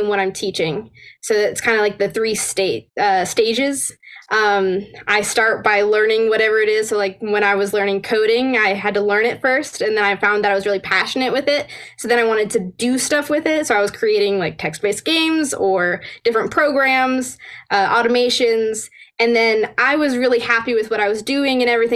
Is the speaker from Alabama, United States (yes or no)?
yes; Northern Alabama, United States; also born or lived in Virginia; I'm going to be moving from Northern Alabama over to George Mason University around Fairfax area.